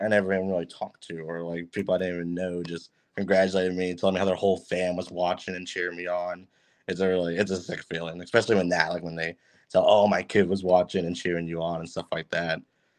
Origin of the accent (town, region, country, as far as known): Kingwood, Texas, United States; born or raised there